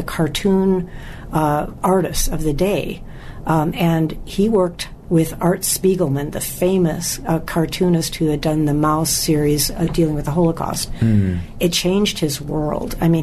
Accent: Wisconsin, United States; I was born in Wisconsin, and my father used to fish and hunt

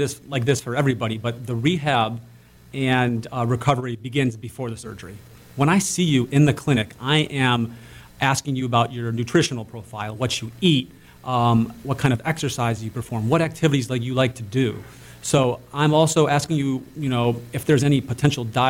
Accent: Cleveland, Ohio, United States; growing up in Cleveland

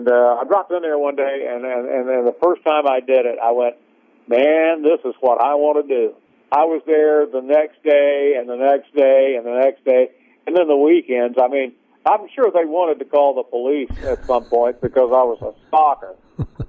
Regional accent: Collins, Mississippi, United States; also born or lived in Hattiesburg, Mississippi; I actually grew up in Collins on a couple of little farms outside Collins

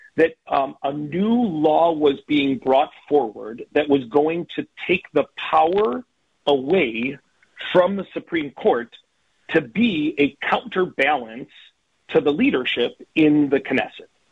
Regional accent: United States; as an American

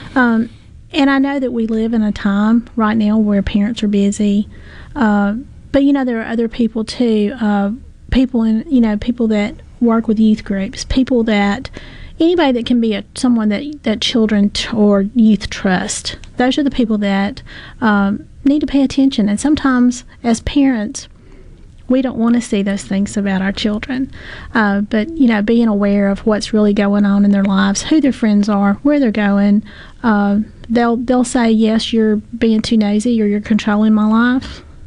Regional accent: the South, United States; we're from the South and we all love each other down here.

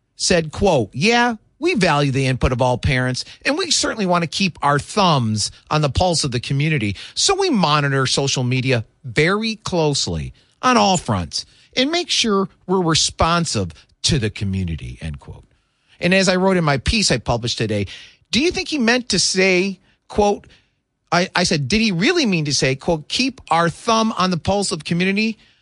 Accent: Michigan, United States; moved away; Growing up in the Michigan

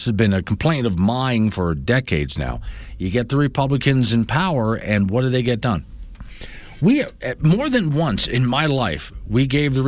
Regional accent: Florida, United States; moved away; growing up in Florida, citrus. There's orange groves around me

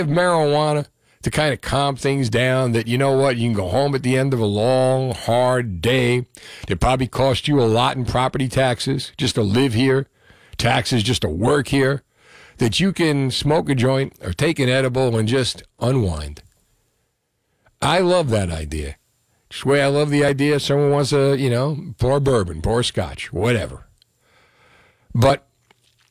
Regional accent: Union City, New Jersey, United States; I'm from Union City

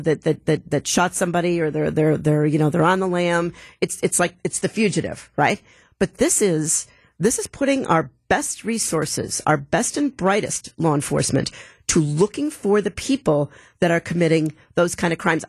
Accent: Milwaukee, Wisconsin, United States; I'm from Milwaukee

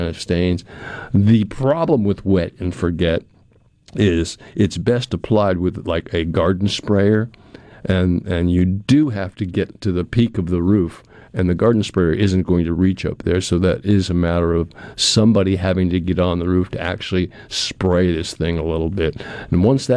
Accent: New England, United States; moved away as an adult; now in Pearl, United States; growing up in New England

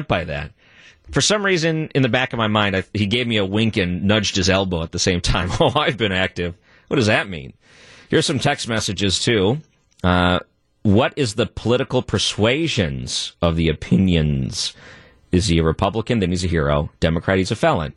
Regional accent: Missouri, United States; I'm from Missouri, live in the St. Louis region

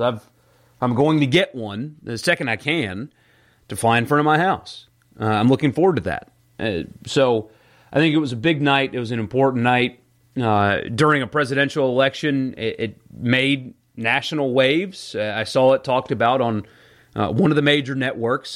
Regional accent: South Carolina, United States; moved away as an adult; now in Mississippi, United States; where I grew up in South Carolina, my high school team

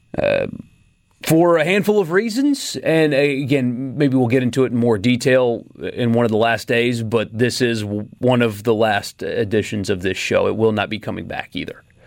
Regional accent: South Carolina, United States; also born or lived in California; now in Mississippi, United States; I grew up in South Carolina

